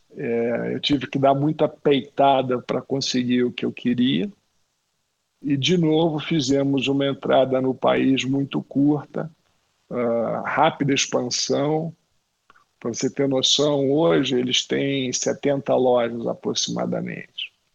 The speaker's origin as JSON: {"language": "Portuguese", "region": "Rio de Janeiro", "country": "Brazil", "said": "eu, como carioca"}